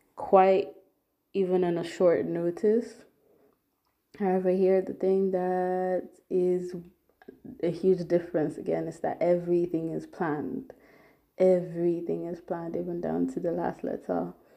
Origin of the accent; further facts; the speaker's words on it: Nigeria; moved away as an adult; now in Germany; I was bo- um, born and brought up in Nigeria